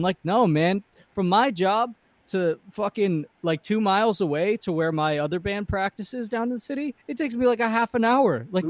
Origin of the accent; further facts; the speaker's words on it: New York, United States; I'm from New York